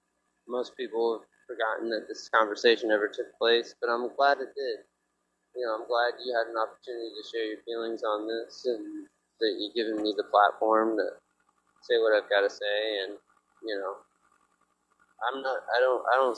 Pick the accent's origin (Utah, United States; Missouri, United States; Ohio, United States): Ohio, United States; moved away as an adult; now in New York, United States; We're from Ohio, and you know, like in Ohio, you only spell dog DAWG.